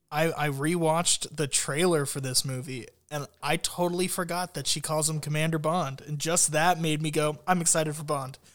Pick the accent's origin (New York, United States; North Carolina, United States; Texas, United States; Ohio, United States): Ohio, United States; Columbus; my hometown